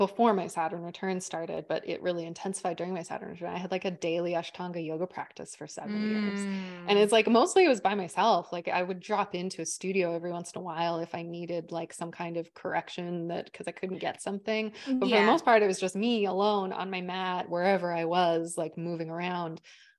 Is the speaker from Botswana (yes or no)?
no; Vancouver Island, British Columbia, Canada; moved away; also born or lived in Montreal; in Vancouver Island